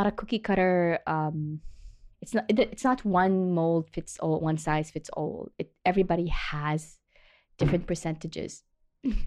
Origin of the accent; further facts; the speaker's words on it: Jeddah, Makkah Province, Saudi Arabia; I grew up on the Red Sea